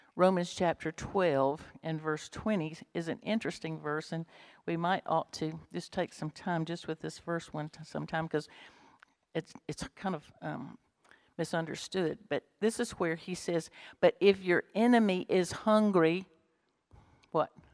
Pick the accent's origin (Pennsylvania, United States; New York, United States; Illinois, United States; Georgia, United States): Georgia, United States; Bremen; if I'd grown up in Bremen, if I was born in Bremen